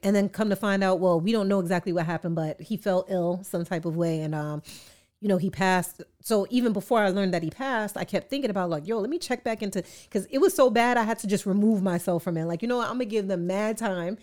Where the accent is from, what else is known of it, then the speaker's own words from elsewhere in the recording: New York City, New York, United States; I'm an artist from Queens